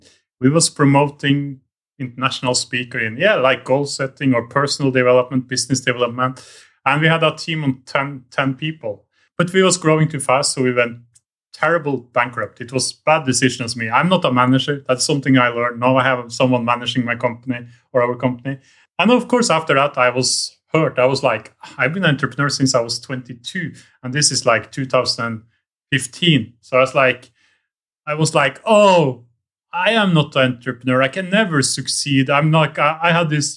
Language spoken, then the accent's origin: English; Norway; moved away as an adult; now in Vietnam; I'm from Norway